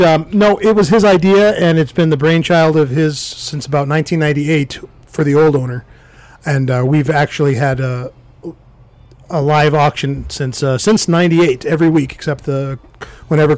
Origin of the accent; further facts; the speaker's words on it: Connecticut, United States; moved away; I'm from Connecticut